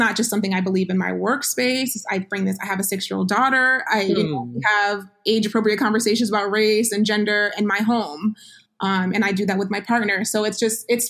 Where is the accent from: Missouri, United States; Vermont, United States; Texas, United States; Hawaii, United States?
Vermont, United States; now in Georgia, United States; I live in Georgia. And I grew up in the Northeast. I grew up in Vermont